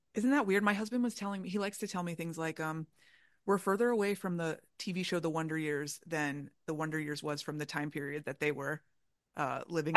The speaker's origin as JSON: {"language": "English", "town": "Orlando", "region": "Florida", "country": "United States", "tie": "born or raised there", "moved": "yes", "lives_now": "Chicago, United States", "said": "I grew up in Orlando"}